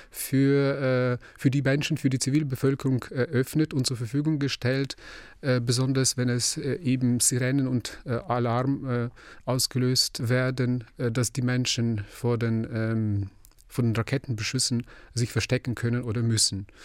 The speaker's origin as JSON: {"language": "German", "country": "Ukraine", "moved": "yes", "lives_now": "Germany", "said": "als Ukrainer"}